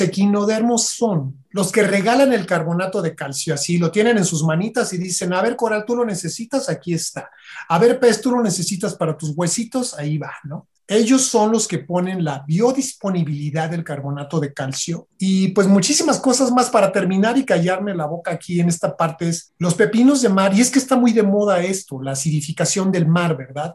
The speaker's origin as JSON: {"language": "Spanish", "region": "Michoacán", "country": "Mexico", "tie": "born or raised there", "also_born_or_lived": "Coahuila", "said": "Yo nací en Coahuila, pero crecí en Michoacán"}